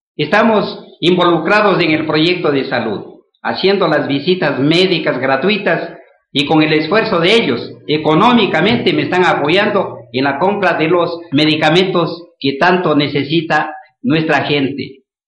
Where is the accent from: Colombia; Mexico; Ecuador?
Ecuador; Mira, Carchi; moved away; also born or lived in Quito; soy mireño, porque vengo de un hogar humilde